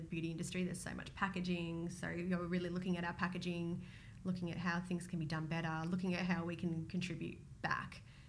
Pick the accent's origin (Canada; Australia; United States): Australia; So we're in Australia, we're Australian, so we spend a lot of time trying to grow the business